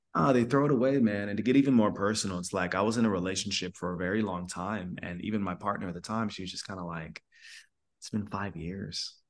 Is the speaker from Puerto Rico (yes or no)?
no; Sierra Leone; now in United States; first generation immigrant, which I am. I was born in Sierra Leone, West Africa